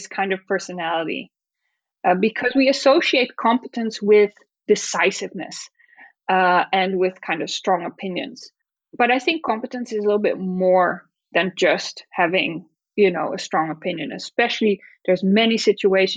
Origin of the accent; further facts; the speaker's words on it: Netherlands; moved away; in the Netherlands, it's my home country